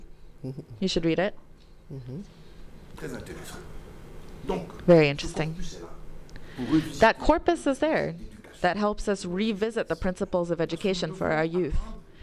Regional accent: Cameroon; I'm from Cameroon. I have benefited from a fellowship at Cameroonian University.

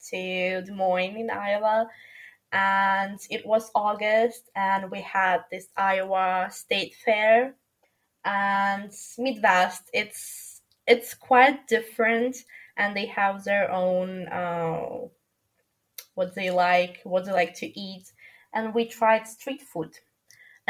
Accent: Ukraine; moved away as an adult; also born or lived in Milan; In my hometown in Ukraine

